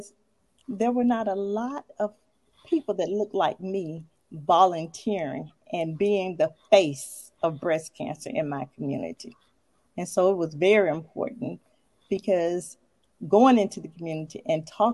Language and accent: English; Birmingham, Alabama, United States; I'm from Birmingham, Alabama